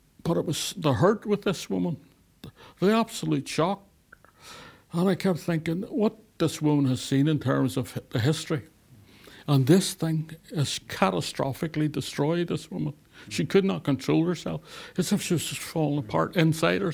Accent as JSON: {"language": "English", "town": "Belfast", "region": "Northern Ireland", "country": "United Kingdom", "also_born_or_lived": "Beirut, Lebanon", "moved": "as an adult", "said": "From East Belfast, the Harvard of the Middle East"}